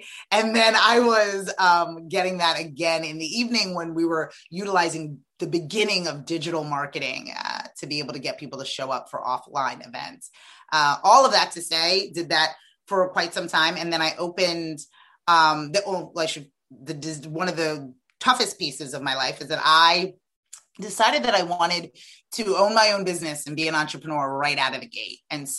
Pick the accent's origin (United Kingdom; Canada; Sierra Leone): Sierra Leone; Freetown, Western Area; born there; I am an immigrant. I was born in Sierra Leone, West Africa, Freetown. Absolutely wonderful, aggressively magical West African family.